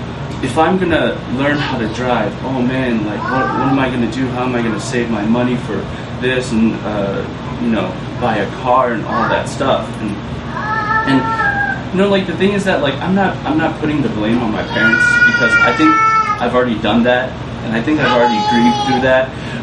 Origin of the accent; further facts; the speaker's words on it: Minneapolis, Minnesota, United States; born there; I was born in Minneapolis, up north where it's cold and it's like 8 months winter and 2 months of summer